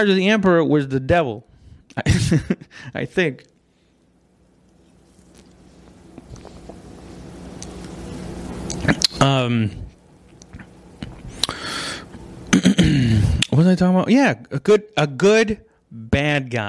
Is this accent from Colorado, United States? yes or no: no; West Texas, United States; I'm from West Texas